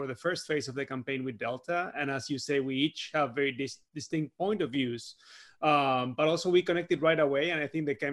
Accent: Buenos Aires, Argentina; moved away as an adult; now in San Francisco, United States; I was born and raised in Argentina, and I recently celebrated my first 10 years in San Francisco.

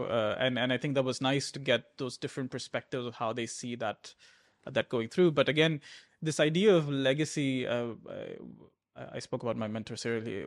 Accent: Abu Dhabi, United Arab Emirates; I grew up in Abu Dhabi

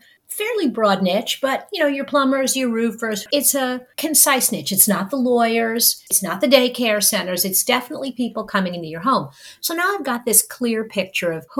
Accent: New York, United States; I grew up in New York, which is the home of pizza

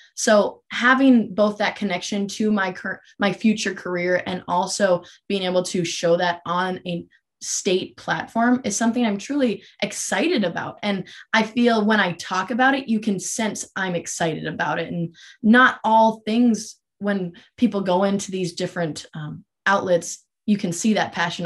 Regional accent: Minot, North Dakota, United States; I'm originally from Minot, North Dakota, which is about three hours from Grand Forks, and that is where I grew up

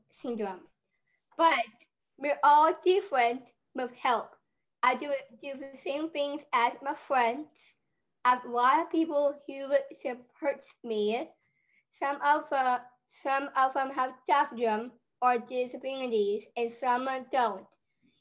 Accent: Olathe, Kansas, United States; here in Olathe, Kansas City, my hometown

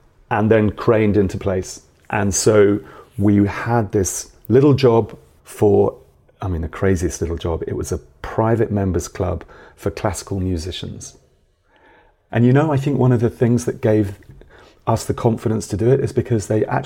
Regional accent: Milton Keynes, South East England, United Kingdom; I grew up in Milton Keynes in the 70s and the 80s, like a new town

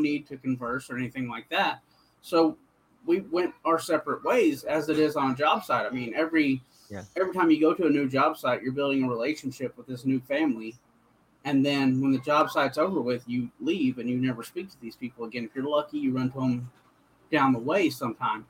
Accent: Oklahoma, United States; I'm from Oklahoma. I'm a Southern man.

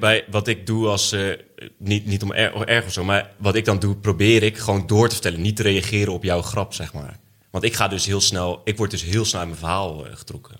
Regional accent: edge of the Bible Belt, Netherlands; Ik kom uit de Bijbelbelt. Nou, ik kom niet uit de bijbel Net op de grens van de Bijbelbelt

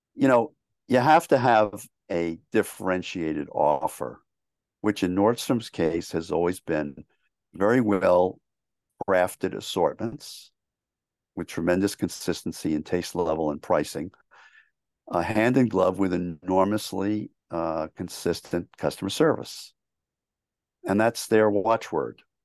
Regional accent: New York City, New York, United States; I grew up in New York City.

